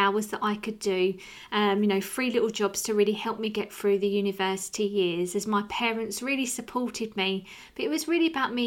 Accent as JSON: {"language": "English", "town": "Rochester", "region": "South East England", "country": "United Kingdom", "said": "you can probably tell by my accent, I'm from an area called Rochester"}